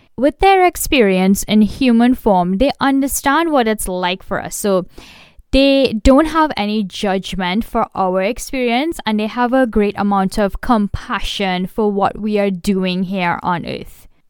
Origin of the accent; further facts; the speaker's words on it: India; I am Indian